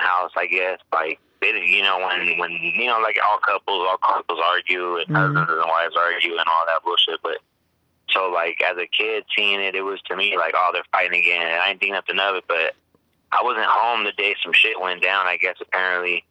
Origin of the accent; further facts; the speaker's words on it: Riverside, California, United States; I grew up in Riverside, California, a neighborhood of Casablanca, California.